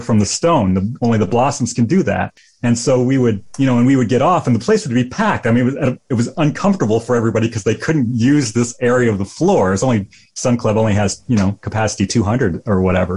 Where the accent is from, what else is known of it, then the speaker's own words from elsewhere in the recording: 3 hours from Chicago, Illinois, United States; moved away as an adult; also born or lived in Tempe, Arizona; I grew up 3 hours Chicago, went to Northern Illinois in DeKalb for a semester, came home, went to Black Hawk Junior College in my hometown for 2 years, and then finally escaped to Arizona State